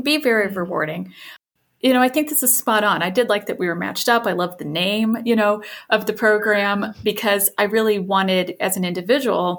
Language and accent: English; rural southwestern Indiana, United States; moved away; I am from rural Indiana. So like middle of nowhere in Indiana, southwestern portion, lots of cornfields.